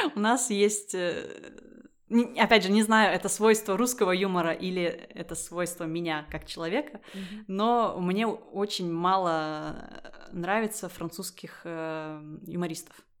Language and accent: Russian; Russia; moved away as an adult; now in France; я выросла в России